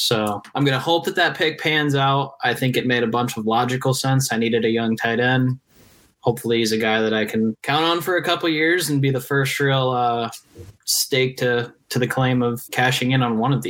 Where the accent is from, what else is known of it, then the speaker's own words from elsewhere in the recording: Ohio, United States; I'm from Ohio